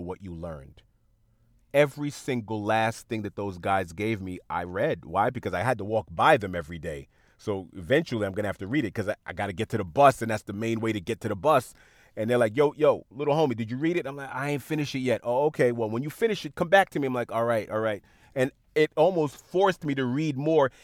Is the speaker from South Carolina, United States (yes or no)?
no; New York City, New York, United States; when I was growing up in Queens, I would go on Jamaica Avenue